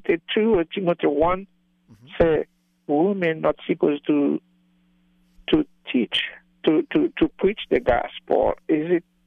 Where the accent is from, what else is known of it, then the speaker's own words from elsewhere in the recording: Haiti; now in Atlantic City, United States; I come from Haiti, outside the city